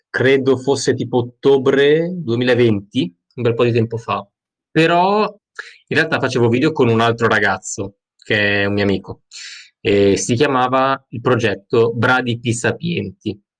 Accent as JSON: {"language": "Italian", "town": "Milan", "region": "Lombardy", "country": "Italy", "said": "sono di Milano"}